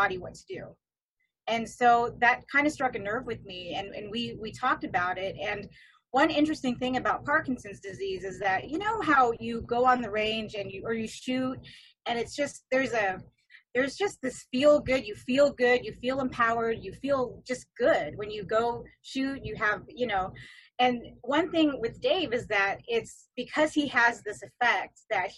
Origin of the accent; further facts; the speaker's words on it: California, United States; growing up in California